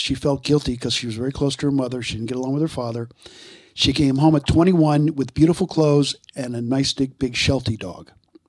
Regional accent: Allentown, Pennsylvania, United States; moved away as an adult; now in Lebanon County, United States; I grew up in Allentown, which is all the way, you know, the … song, literally, over in Lehigh County.

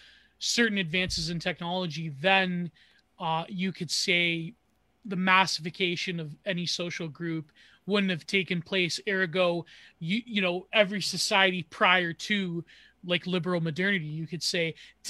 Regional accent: Canada; I am a product of fucking Canadian multiculturalism because, well, not really. I mean, when my Italian ancestors came here

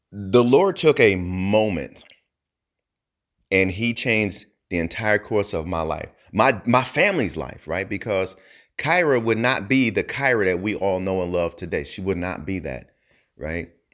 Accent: New Jersey, United States; I'm from New Jersey

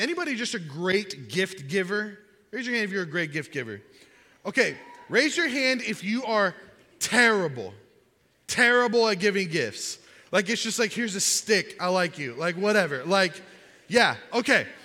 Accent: Miami, Florida, United States; I grew up in Miami

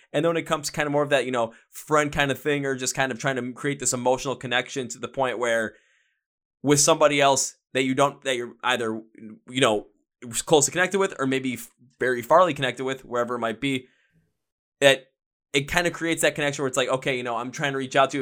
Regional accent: Milwaukee, Wisconsin, United States; I'm from Milwaukee, Wisconsin. I'm from the place where, you know, beer flows like water.

